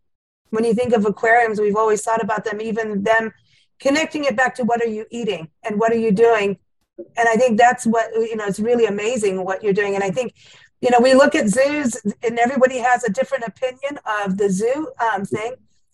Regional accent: South Africa; also born or lived in Kenya; I mean I grew up in South Africa and Kenya, and South Africa we had the great whites.

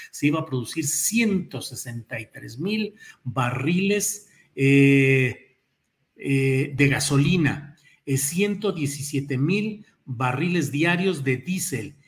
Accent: Mexico; also born or lived in San Luis Potosí / Mexico City; como mexicanos

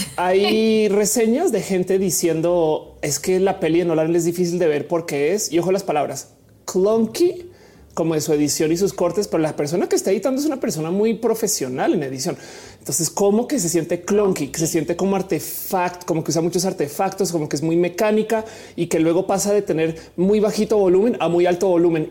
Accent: Colombia; now in Mexico; soy colombiana, vivo en México

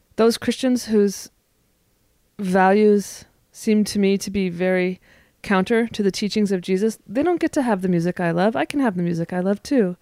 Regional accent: Northern California, United States; now in Portland, United States; I live in Portland, Oregon. I'm from Northern California.

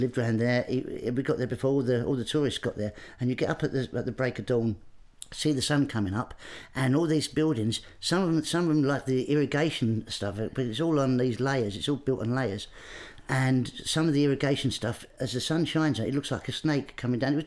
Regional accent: Grays, East of England, United Kingdom; I grew up in Essex in Grays.

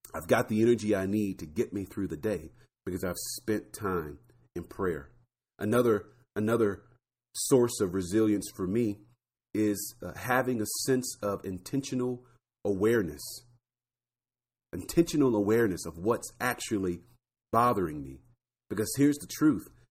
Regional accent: Florida, United States; I grew up in Florida

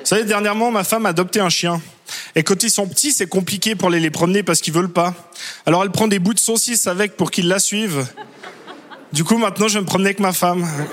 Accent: Switzerland; je suis suisse

